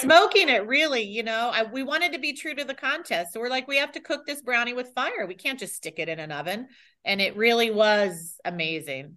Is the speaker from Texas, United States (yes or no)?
yes; Texas, United States; now in Tampa, United States; I hail from Texas. My family's from Texas